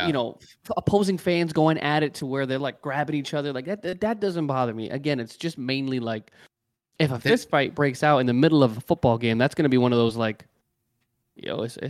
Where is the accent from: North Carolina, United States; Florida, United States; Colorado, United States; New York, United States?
New York, United States; I'm from New York.